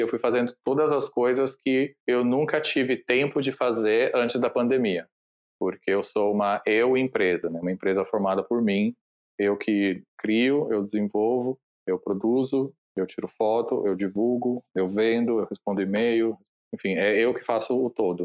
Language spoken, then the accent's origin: Portuguese; Italy; moved away; Eu cresci na Itália, então esse trabalho que eu fiz foi numa loja na Itália